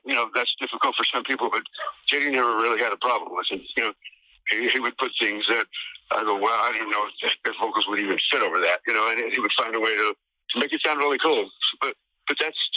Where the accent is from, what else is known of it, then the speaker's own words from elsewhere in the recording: Oklahoma, United States; moved away; I was from Oklahoma